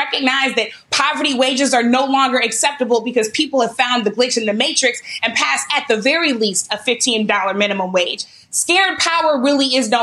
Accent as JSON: {"language": "English", "town": "St. Louis", "region": "Missouri", "country": "United States", "tie": "born or raised there", "said": "my hometown of St. Louis"}